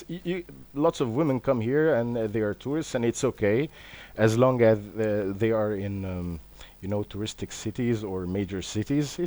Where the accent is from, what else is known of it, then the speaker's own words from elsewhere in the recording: Alexandria, Alexandria Governorate, Egypt; I'm from Alexandria, Egypt